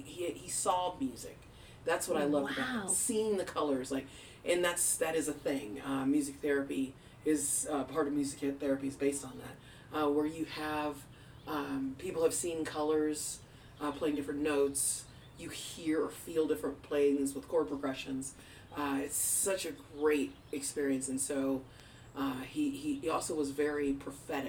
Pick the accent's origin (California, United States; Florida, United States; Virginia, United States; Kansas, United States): Virginia, United States; Arlington; I was born in Arlington at Fort Belvoir Army Hospital